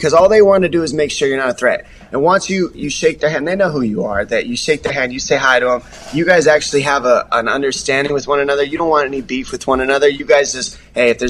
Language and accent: English; Tucson, Arizona, United States; moved away as an adult; now in San Diego, United States; I'm from Tucson, Arizona. My family's out there. That's where I was raised